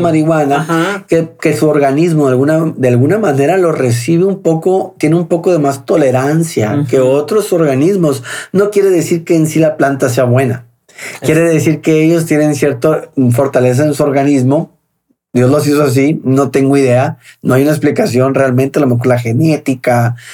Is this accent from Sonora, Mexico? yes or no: yes; Hermosillo, Sonora, Mexico; also born or lived in Ciudad Obregón, Sonora; nací en Obregón y a los, pero a los cinco años, más o menos seis años, entrando a la primaria, nos fuimos a vivir a Hermosillo.